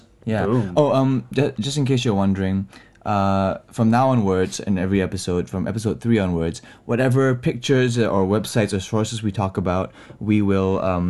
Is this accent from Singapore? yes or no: yes; Singapore; I've been living in Singapore all my life, so I do have, like, random slips, so you'll hear those things every once in a while.